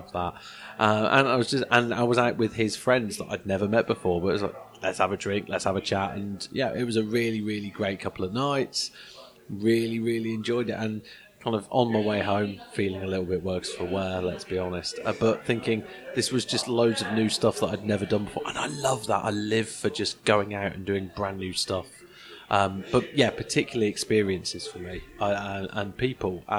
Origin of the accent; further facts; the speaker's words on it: England, United Kingdom; I've come all the way from England.